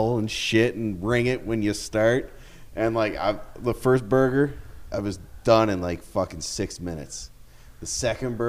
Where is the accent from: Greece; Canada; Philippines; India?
Canada; Goderich, Ontario